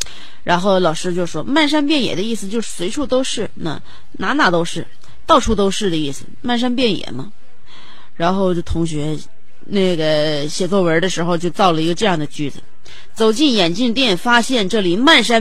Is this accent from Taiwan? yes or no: no; Fujian, China; 热烈庆祝我老家福建的隔壁的呃省的省会合肥的异父异母网友同事的岳母的女儿的闺蜜